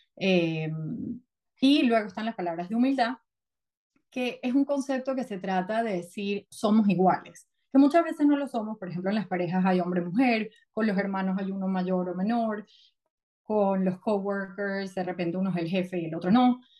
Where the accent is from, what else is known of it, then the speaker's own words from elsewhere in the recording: Venezuela; moved away as an adult; also born or lived in New York; now in United States; yo soy venezolana, crecí en Venezuela, luego me mudé a Estados Unidos